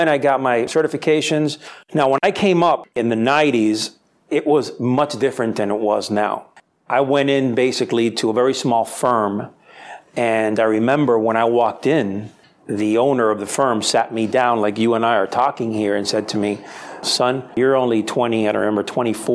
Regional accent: Miami, Florida, United States; also born or lived in Spain; I was born and raised in Miami

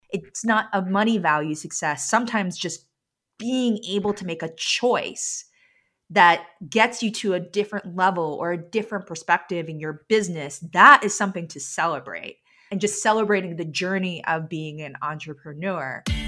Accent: New York City, New York, United States; now in Vermont, United States; I grew up in New York City

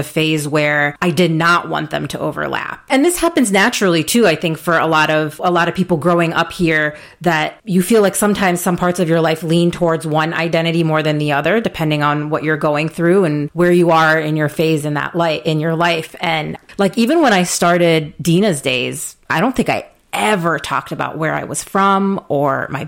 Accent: United States; brown kids growing up in the United States, children of immigrants

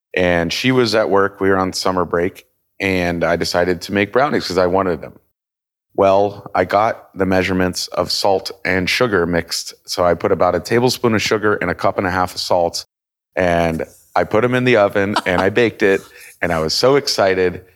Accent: Kansas City, Missouri, United States; moved away as an adult; also born or lived in Denver / Italy / Chicago; now in Miami, United States; I'm originally born and raised in Kansas City. So I w, lived there until I was about eighteen

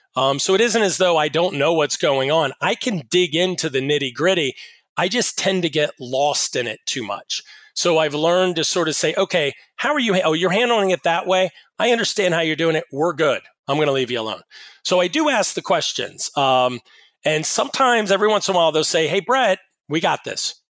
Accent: Pittsburgh, Pennsylvania, United States; I'm from Pittsburgh

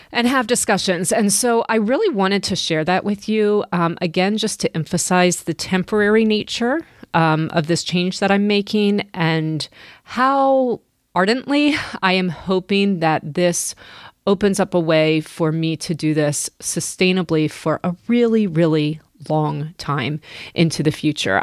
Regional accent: United States; I'm American

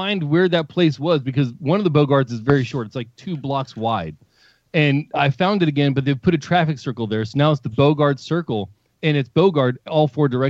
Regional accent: Palmdale, California, United States; also born or lived in Oxford, Indiana; now in Alaska, United States; I grew up in Palmdale, California

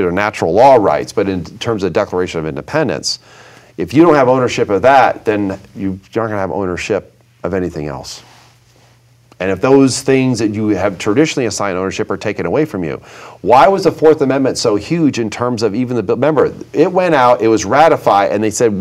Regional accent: Vermont, United States; Growing up in Vermont

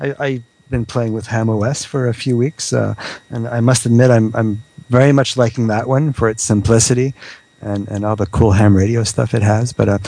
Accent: Quebec, Canada; I'm not from France. I'm from Quebec. Quebec is a very, very different accent from the French, from the France, you know.

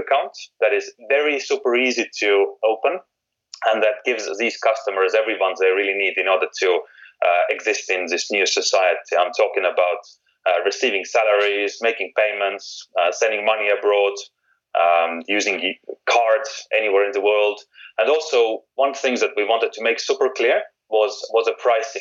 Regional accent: Estonia; moved away as an adult; now in United Kingdom; I'm actually from Estonia. So when I moved from Estonia to UK

